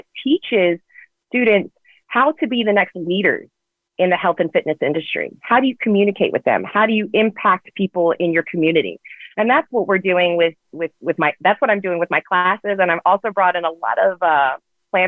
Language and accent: English; Richmond, Virginia, United States; moved away as an adult; now in Los Angeles, United States; I come from the South, from Virginia, from Richmond, Virginia